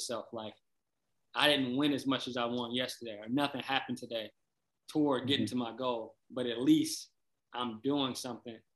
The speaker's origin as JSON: {"language": "English", "town": "Flint", "region": "Michigan", "country": "United States", "tie": "born or raised there", "also_born_or_lived": "Detroit, Michigan / Kalamazoo, Michigan", "said": "I'm from Flint, Michigan, originally. Born in Flint, raised in Flint for a little bit, then moved to Detroit, Joy Road in Granville, then moved to Kalamazoo, then moved back to Flint, and then moved back to Kalamazoo for high school"}